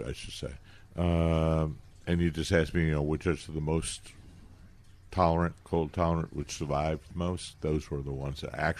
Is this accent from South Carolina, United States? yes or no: no; Dallas, Texas, United States; I grew up in the Dallas area.